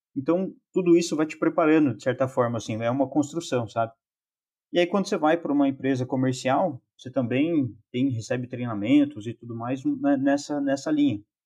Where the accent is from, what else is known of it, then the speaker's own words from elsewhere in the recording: Lorena, São Paulo, Brazil; moved away as an adult; also born or lived in Botucatu / Toledo, Paraná; now in Chapecó, Brazil; sou natural de Lorena, São Paulo